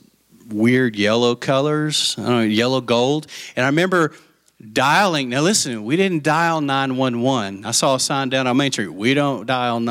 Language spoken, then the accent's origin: English; Lubbock, Texas, United States; also born or lived in Post, Texas; when we moved from Lubbock to Post